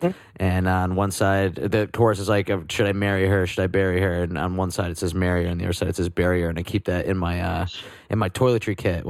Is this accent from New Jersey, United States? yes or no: yes; New Jersey, United States; I'm from New Jersey.